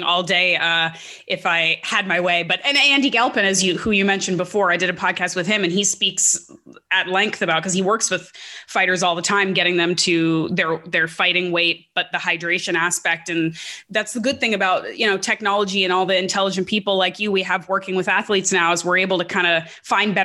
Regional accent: Canada; being a Canadian

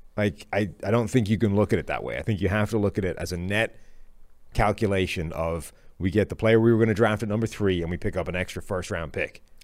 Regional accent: Ireland; moved away; I apparently am dragging, like, basically all of Ireland with me.

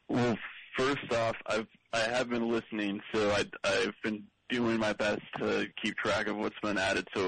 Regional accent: Midwest, United States; now in Los Angeles, United States; Well, I'm in Los Angeles, but I grew up in in the Midwest.

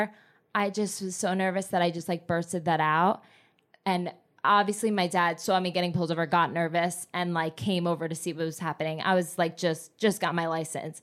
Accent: New Jersey, United States; moved away; also born or lived in Miami / Los Angeles; I grew up in Jersey

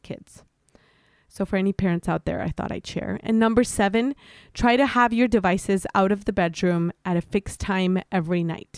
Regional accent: Mexico; I'm born and raised in Mexico.

